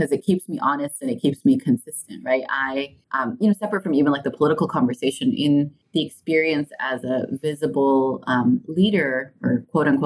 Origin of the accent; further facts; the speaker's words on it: United States; I came of age as an American and as a Muslim